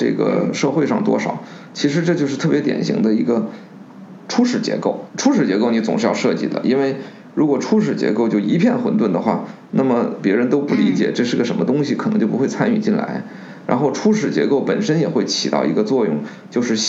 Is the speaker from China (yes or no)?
yes; China; 人我们中国人讲的人心向背嘛，对不对？